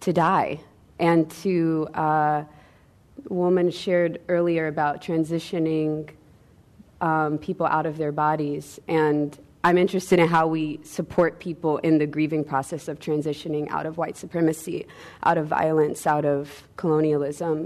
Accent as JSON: {"language": "English", "town": "Atlanta", "region": "Georgia", "country": "United States", "said": "I'm from Atlanta, Georgia"}